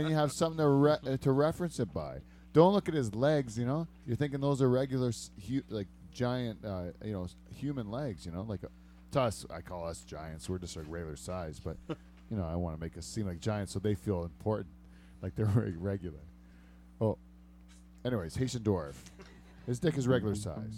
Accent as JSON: {"language": "English", "town": "Windham Centre", "region": "Ontario", "country": "Canada", "tie": "born or raised there", "said": "It was in Wyndham Center, which is like kind of where I grew up."}